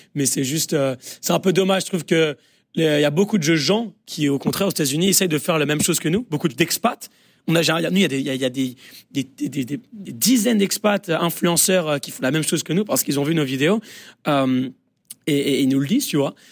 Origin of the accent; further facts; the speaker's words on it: France; now in United States; on est français